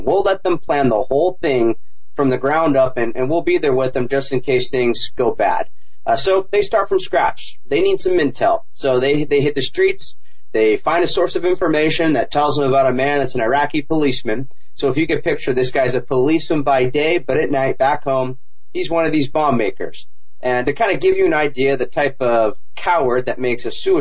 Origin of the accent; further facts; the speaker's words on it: Huntington Beach, California, United States; back home, Huntington Beach, California. That's my hometown